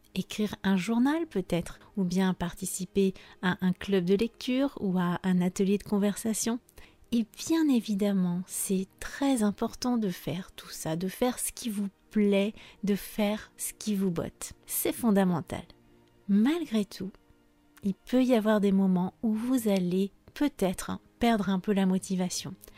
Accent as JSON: {"language": "French", "country": "France", "said": "Je suis française"}